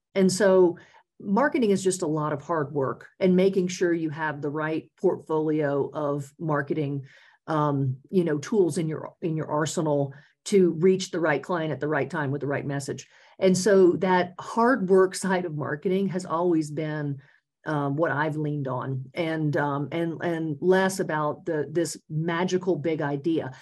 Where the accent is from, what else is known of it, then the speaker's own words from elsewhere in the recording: Louisiana, United States; moved away as an adult; also born or lived in North Carolina; now in Colorado, United States; I spent 25 years in Louisiana um, starting out, and that's my home state.